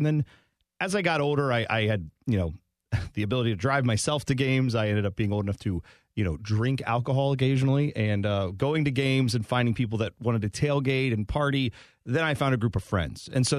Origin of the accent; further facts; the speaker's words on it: Columbus, Ohio, United States; growing up in Columbus in the time I did, which would have been the late 80s, early 90s